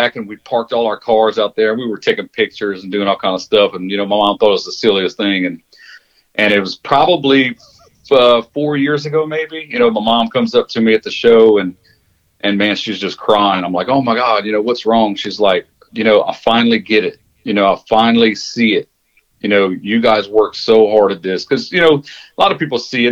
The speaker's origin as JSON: {"language": "English", "town": "Jennings", "region": "Louisiana", "country": "United States", "tie": "born or raised there", "moved": "as an adult", "lives_now": "Humble, United States", "said": "that's my hometown"}